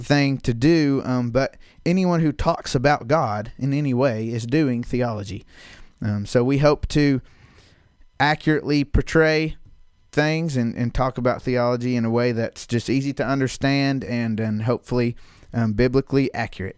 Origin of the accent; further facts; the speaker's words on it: the South, United States; Growing up in the South in, in what they call the Bible Belt